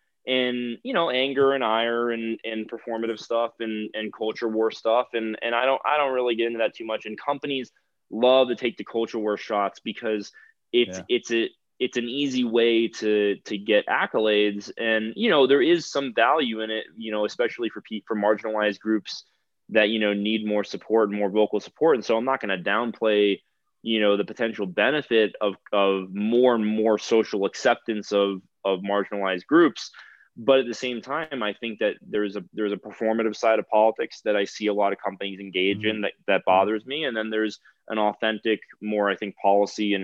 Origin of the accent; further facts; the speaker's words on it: South Florida, United States; now in Colorado, United States; I'm from South Florida. I've owned guns my whole life.